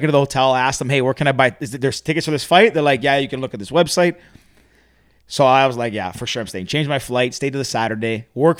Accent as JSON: {"language": "English", "region": "Alabama", "country": "United States", "said": "where are you guys from? Alabama. They're like, no way. We are two. Same town."}